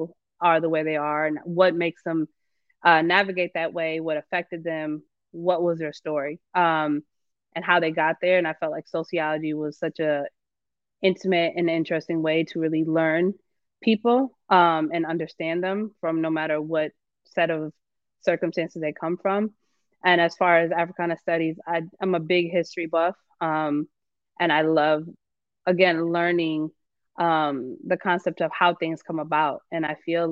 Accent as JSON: {"language": "English", "town": "Racine", "region": "Wisconsin", "country": "United States", "tie": "born or raised there", "also_born_or_lived": "Milwaukee, Wisconsin / Atlanta, Georgia", "moved": "as an adult", "said": "I grew up in Racine"}